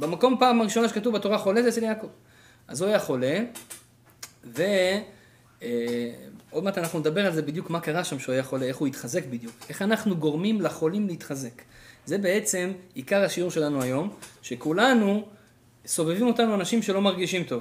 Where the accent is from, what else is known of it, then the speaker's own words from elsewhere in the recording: Israel; moved away as an adult; now in Canada; אני בתור ישראלי ספונטני כזה באתי לפה